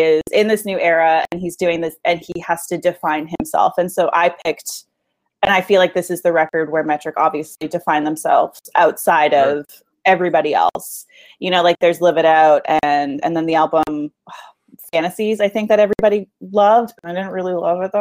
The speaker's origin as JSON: {"language": "English", "town": "Kitchener", "region": "Ontario", "country": "Canada", "tie": "born or raised there", "lives_now": "Toronto, Canada", "said": "I grew up in Kitchener"}